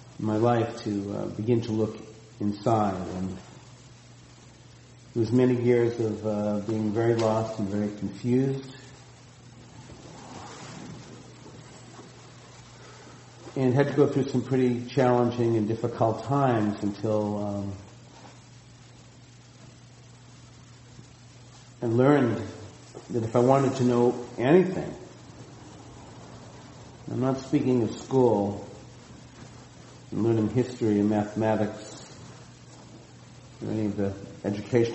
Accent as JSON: {"language": "English", "area": "outside of Boston", "region": "Massachusetts", "country": "United States", "tie": "born or raised there", "moved": "yes", "lives_now": "Santa Cruz, United States", "said": "growing up outside of Boston"}